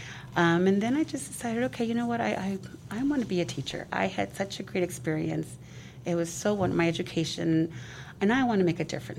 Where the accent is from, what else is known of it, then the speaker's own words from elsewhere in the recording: San Mateo, California, United States; English is a second language; also born or lived in Mexico; So I was born in Mexico, but came here at the age of six, and I was at, my family has always lived in San Mateo, and so they registered me at Laurel Elementary. Did not know any English whatsoever